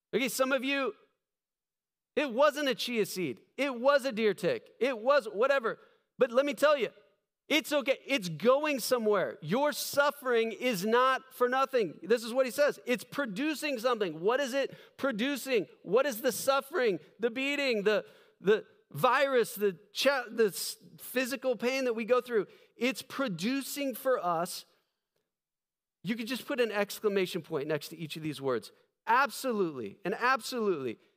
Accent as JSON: {"language": "English", "country": "United States", "said": "I'm standing up there as this American pastor"}